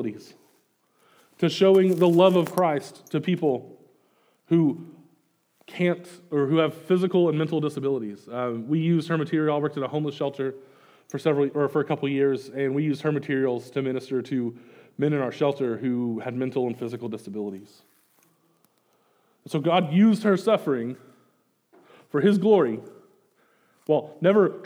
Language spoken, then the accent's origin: English; Greenwood, Arkansas, United States; moved away as an adult; now in Kansas City, United States; I grew up in Greenwood, and so I live in Kansas City right now with my wife, Amy